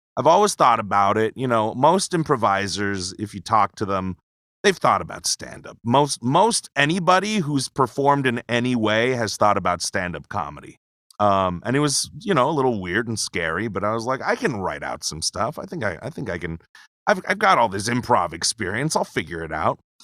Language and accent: English; Pearl City, Hawaii, United States; moved away as an adult; now in Las Vegas, United States; born and raised, Pearl City, Hawaii.